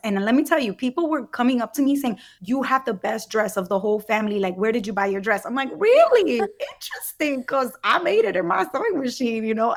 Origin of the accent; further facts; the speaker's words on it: Brooklyn, New York, United States; my community growing up in Brooklyn.